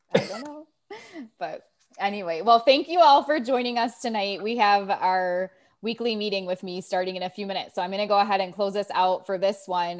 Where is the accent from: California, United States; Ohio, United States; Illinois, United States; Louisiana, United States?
Ohio, United States; I grew up with in Ohio